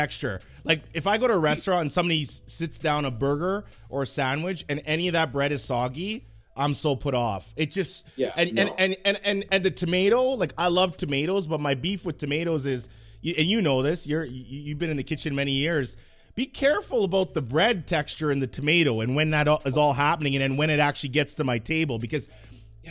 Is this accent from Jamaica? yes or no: yes; Jamaica; being Jamaican